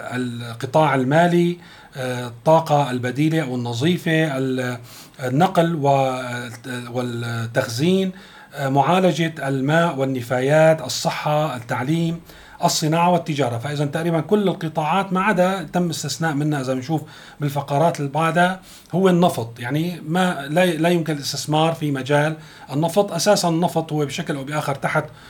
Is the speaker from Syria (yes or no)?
yes; Syria; نحن كسوريين